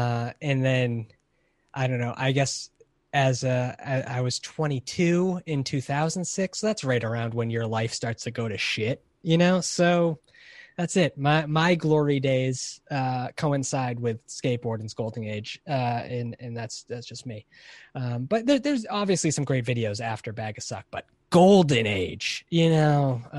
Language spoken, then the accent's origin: English; Hollywood, California, United States; My hometown, Hollywood, California.